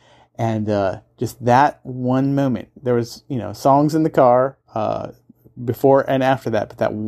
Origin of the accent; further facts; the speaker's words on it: Kansas and Nebraska, Midwest, United States; So I grew up in Kansas and Nebraska. And if you're familiar with rural part of the Midwest, there are towns, but they're the small towns tend to be pretty far apart.